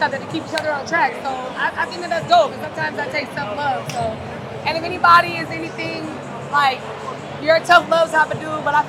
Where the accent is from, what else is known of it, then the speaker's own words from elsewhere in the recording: San Diego, California, United States; We're from San Diego.